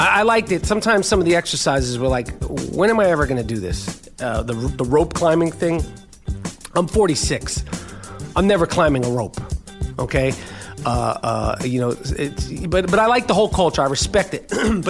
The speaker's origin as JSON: {"language": "English", "region": "New York", "country": "United States", "said": "I'm from New York."}